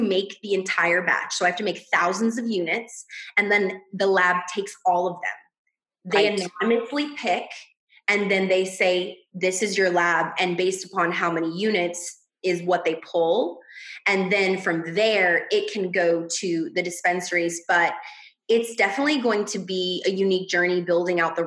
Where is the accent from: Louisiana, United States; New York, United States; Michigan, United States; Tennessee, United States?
Louisiana, United States; I'm from Louisiana